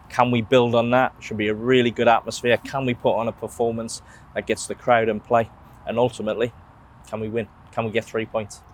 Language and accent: English; England, United Kingdom; as an Englishman